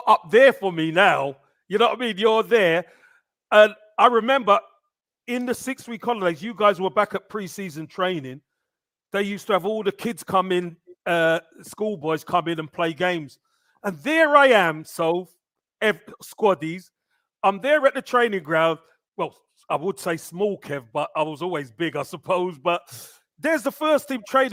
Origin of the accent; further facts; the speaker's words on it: London, United Kingdom; I'm a Brixton boy